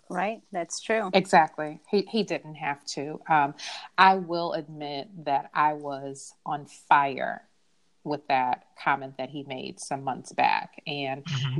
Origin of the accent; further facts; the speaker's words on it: Chicago, Illinois, United States; From Chicago, yes, you know, you know, I'm from the South Side too